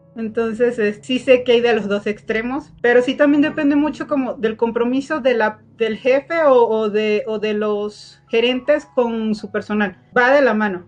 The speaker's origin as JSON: {"language": "Spanish", "country": "Venezuela", "moved": "as an adult", "lives_now": "Mexico", "said": "Soy de Venezuela, somos paisanos"}